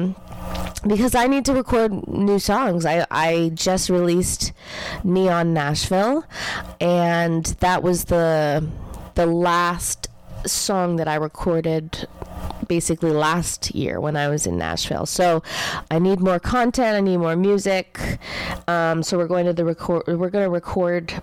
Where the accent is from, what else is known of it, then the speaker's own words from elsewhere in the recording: Canada; as a Canadian